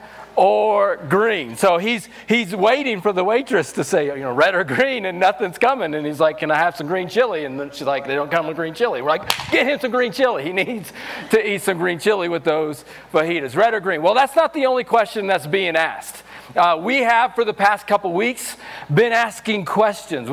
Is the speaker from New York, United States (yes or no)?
no; Missouri, United States; moved away as an adult; also born or lived in New Mexico; now in Los Alamos, United States; I'm from Missouri, so I'm country